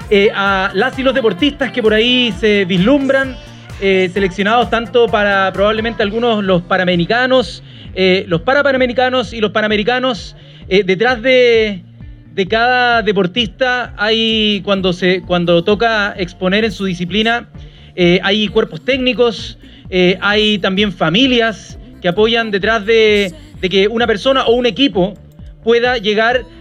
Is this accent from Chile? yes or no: yes; Chile; para poder representar una bandera, en este caso representarnos como chilenos y chilenas.